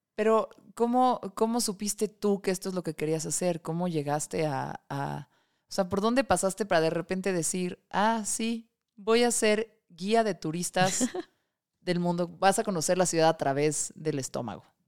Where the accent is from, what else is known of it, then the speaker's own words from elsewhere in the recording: Mexico City, Mexico; Soy de Tlalpan